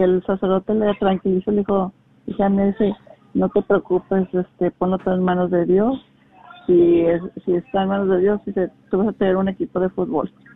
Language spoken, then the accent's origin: Spanish; Salamanca, Guanajuato, Mexico; nací y crecí en México, en Guanajuato, en la ciudad de Salamanca